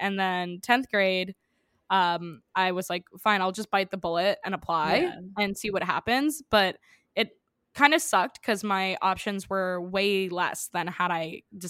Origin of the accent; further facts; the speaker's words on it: New York City, New York, United States; I grew up in New York City, and I went to public school from basically preschool till the end of ninth grade.